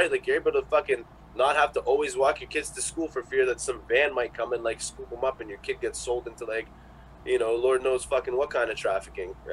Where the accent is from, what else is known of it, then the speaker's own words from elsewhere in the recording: Russia; oh hey, like I'm from Russia and this is what I do.